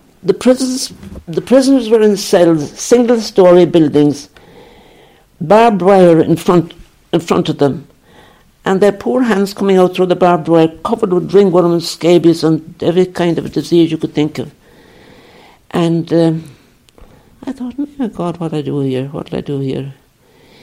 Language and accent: English; County Kerry, Ireland; moved away as an adult; also born or lived in Liverpool / Nigeria; I'm from Kerry. I'm from southwest Kerry